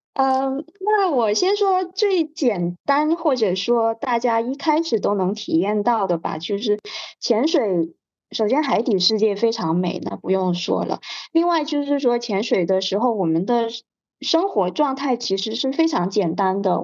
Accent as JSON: {"language": "Chinese", "region": "Hainan", "country": "China", "tie": "born or raised there", "said": "因为我是在海南出生的，那我舅舅是在旅游行业做的"}